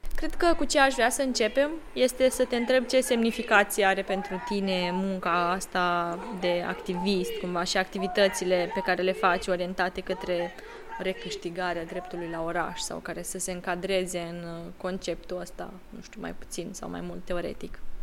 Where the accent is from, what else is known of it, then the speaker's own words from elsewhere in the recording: Timișoara, Timiș County, Romania; Timișoara, adică de, de acolo de unde sunt eu